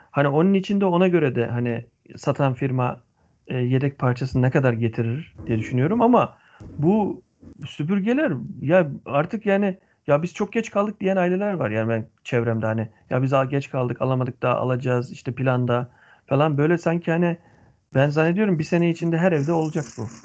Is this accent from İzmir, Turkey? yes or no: no; Antalya, Turkey; Bizimki bir Antalyalı olarak